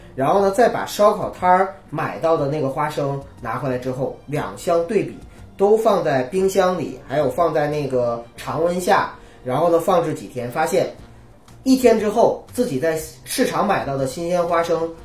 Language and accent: Chinese; Northeast China, China; 东北人就我们老家“勇”这个东西是几乎是家家都吃的